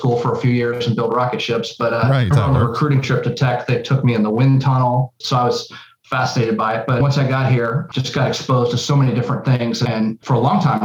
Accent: Jamestown, North Carolina, United States; moved away as an adult; now in Atlanta, United States; I grew up in Jamestown, North Carolina, and first came to Atlanta

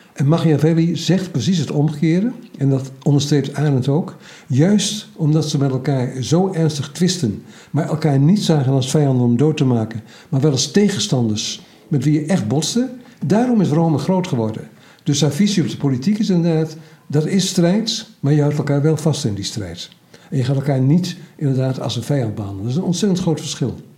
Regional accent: Twente, Overijssel, Netherlands; Ik ben Twentenaar

